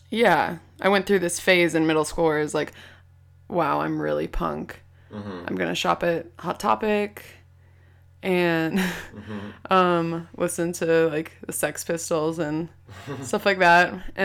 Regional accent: Palo Alto, California, United States; In Palo Alto, California.

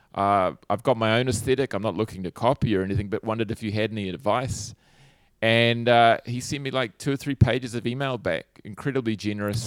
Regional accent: Hawke's Bay, New Zealand; I grew up in Hawke's Bay, which is like a, it's a sort of a region about halfway up the North Island in New Zealand on the East Coast

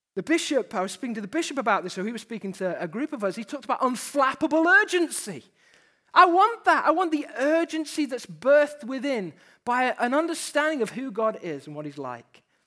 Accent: United Kingdom; We're Brits to start with, so we have that disadvantage. Just from the off, let's name it, we're British

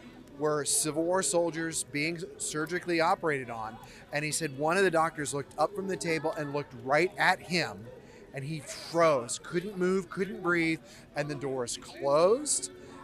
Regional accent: outside of Gettysburg, Pennsylvania, United States; I grew up outside of Gettysburg.

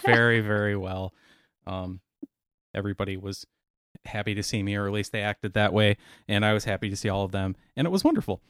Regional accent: Racine, Wisconsin, United States; I'm from Racine

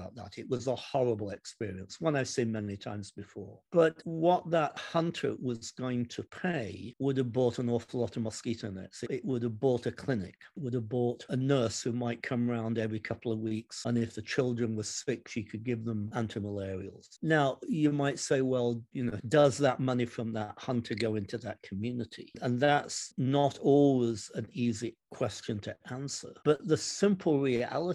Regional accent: Derby, East Midlands, United Kingdom; now in United States; my hometown of Derby in the United Kingdom

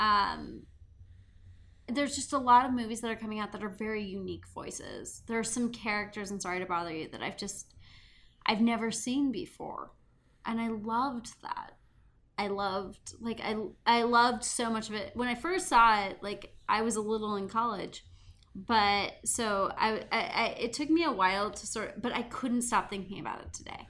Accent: Montana, United States; growing up in Montana

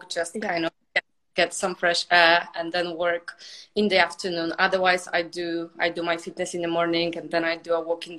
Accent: Poland; moved away as an adult; also born or lived in United Kingdom; now in Cyprus; I'm from Poland.

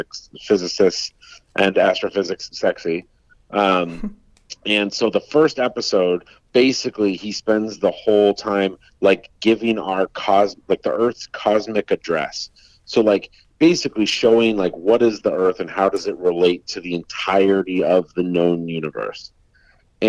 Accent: Colorado, United States; I grew up in Colorado where there's forest fires every year

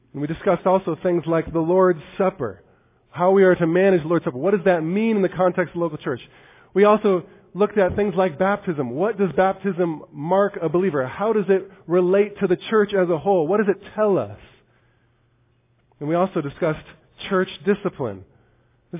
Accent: United States; As American evangelicals

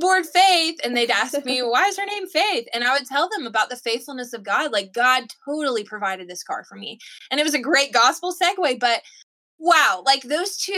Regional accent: Georgia, United States; moved away; I'm from Georgia

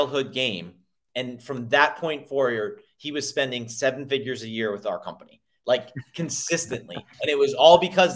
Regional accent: Northeast, United States; I grew up in the Northeast

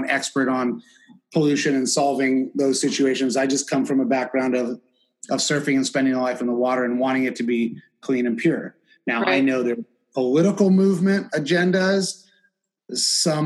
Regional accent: San Diego, California, United States; I'm from San Diego, California, and I've been in the surf industry, grew up surfing

